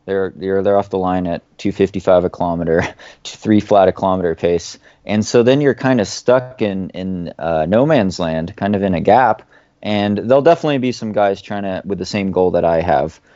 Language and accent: English; Oregon, United States; moved away as an adult; I grew up on the West Coast in the U S in, in the state of Oregon